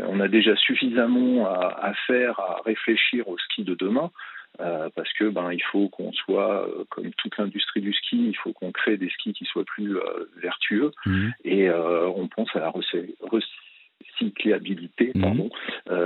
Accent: Chamrousse, Auvergne-Rhône-Alpes, France; je suis issu de la montagne puisque j'ai habité champs et je suis né quasiment à Champs-Rousse, une station de ski au-dessus de Grenoble

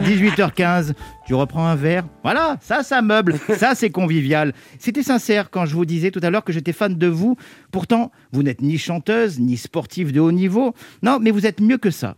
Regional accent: Provence-Alpes-Côte d'Azur, France; moved away; Je suis originaire des Alpes-Maritimes, une région qui peine encore à se remettre de la tempête Alex d'octobre dernier

